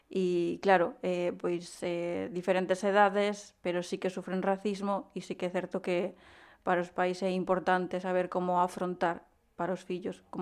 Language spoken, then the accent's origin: Galician; Gondomar, Galicia, Spain; also born or lived in Peru; sale me decir que son de Vigo, ¿no? De Gondomar, pero eu realmente pois nacín en, en Perú.